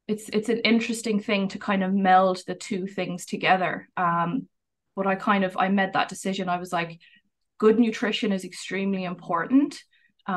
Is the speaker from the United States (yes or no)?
no; Ireland; moved away as an adult; now in Vancouver, Canada; I'm originally from Ireland, but I've lived here for the last 8 years.